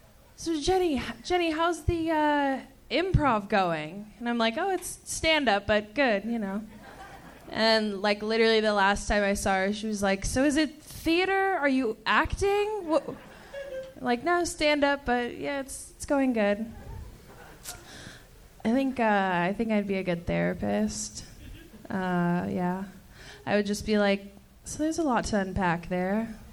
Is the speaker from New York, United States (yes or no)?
no; Long Beach, California, United States; Long Beach.